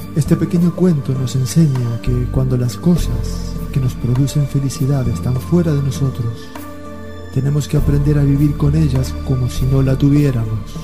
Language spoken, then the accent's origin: Spanish; Argentina; moved away; also born or lived in Spain; Nací en Argentina, pero no soy argentino